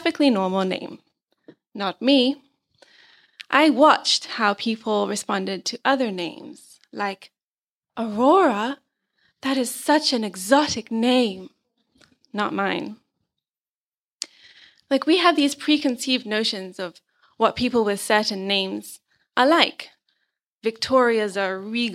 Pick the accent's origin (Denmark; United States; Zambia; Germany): Zambia; I was brought up in Zambia